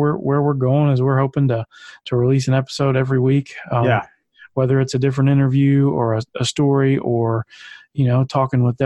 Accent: Jackson, Mississippi, United States; moved away as an adult; also born or lived in Missouri; I grew up in Jackson as well, graduated from Jackson Prep.

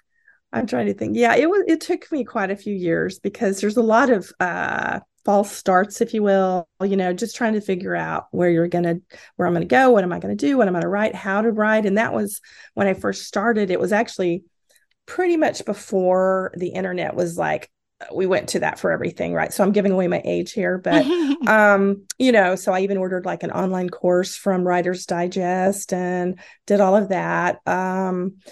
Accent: Texas, United States; now in Washington State, United States; I am originally from Texas

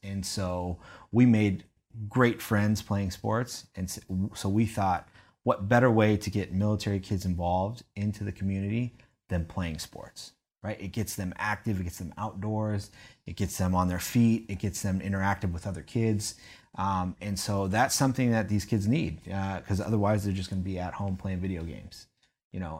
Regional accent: San Diego, California, United States; I'm originally from San Diego, California

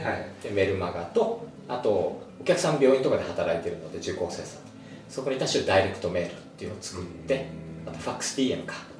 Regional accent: Okinawa, Japan; 沖縄出身

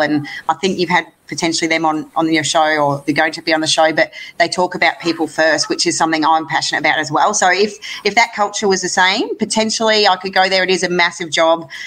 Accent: Gold Coast, Queensland, Australia; a home Commonwealth Games in my hometown, uh, World Bowls in my hometown

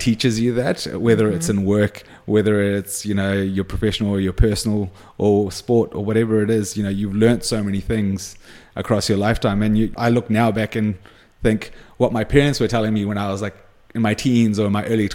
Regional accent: New Zealand; I identified with being a Kiwi kid. Majority of my friends were Kiwi

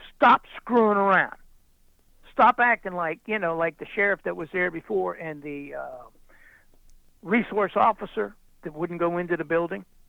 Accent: United States; I'm an American

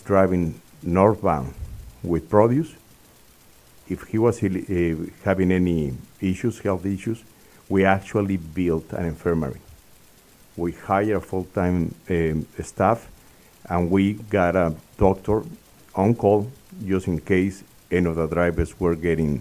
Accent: Mexico City, Mexico; moved away as an adult; also born or lived in Texas, United States; I was born in Mexico City. I came to school to the University of Texas

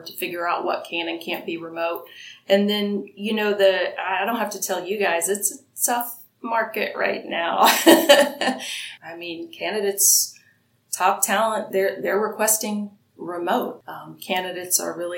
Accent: Ohio, United States; now in San Antonio, Texas, United States; I'm a Midwesterner too. I'm from Ohio

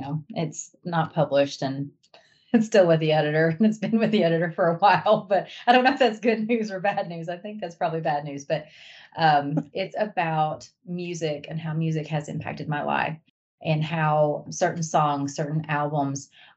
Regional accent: Arkansas, United States; accent: twang; moved away; I flew home to Arkansas.

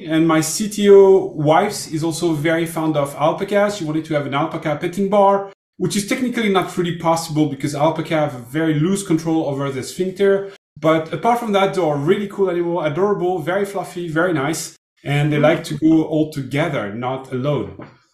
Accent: Brittany, France; English is a second language; I'm from France, but from the west shore of Brittany.

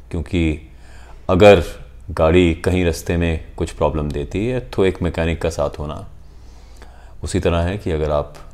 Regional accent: Shimla, Himachal Pradesh, India; पर जब आप शिमला में हैं और जिस शहर में आप पले बड़े

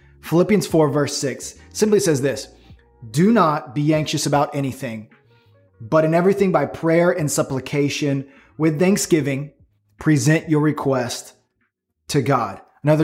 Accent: Florida, United States; I'm from Florida

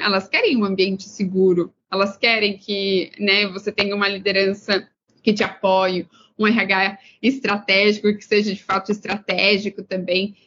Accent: Pedreira, São Paulo, Brazil; moved away as an adult; now in Los Angeles, United States; Sou de uma cidade do interior de São Paulo chamada Pedreira, tem 45 mil habitantes

